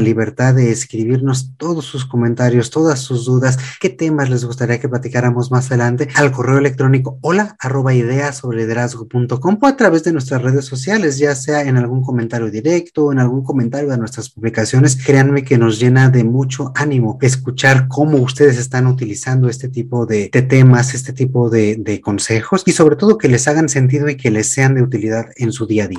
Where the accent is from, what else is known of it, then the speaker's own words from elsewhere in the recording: Mexico; aquí en México